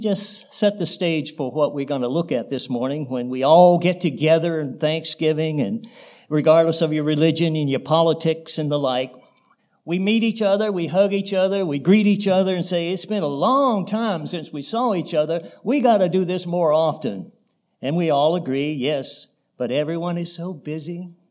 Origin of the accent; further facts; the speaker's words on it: North Carolina, United States; moved away; I grew up in North Carolina on a tobacco farm